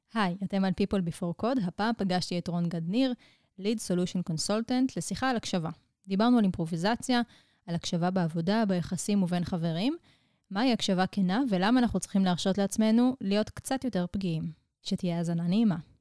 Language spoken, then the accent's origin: Hebrew; Israel; אנחנו כישראלים